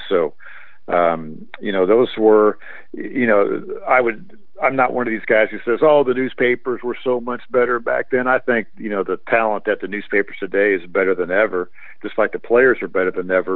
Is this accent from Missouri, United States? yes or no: no; Indianapolis, Indiana, United States; just growing up in Indiana in Indianapolis